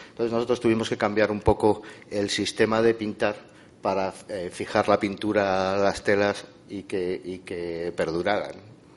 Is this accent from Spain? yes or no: yes; Madrid, Community of Madrid, Spain; los dos somos de Madrid